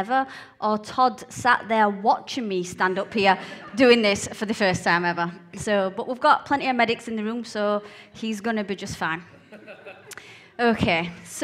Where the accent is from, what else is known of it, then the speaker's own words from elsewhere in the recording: Blantyre, Scotland, United Kingdom; I was born in a little village called Blantyre in Scotland, just outside of Glasgow